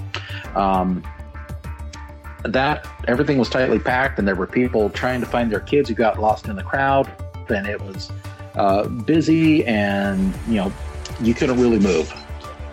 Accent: Idaho, United States; my home state of Idaho

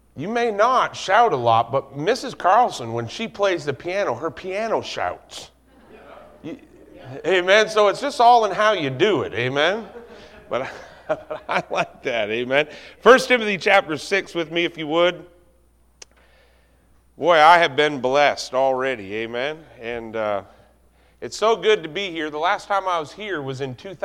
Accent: Canada; I'm Canadian

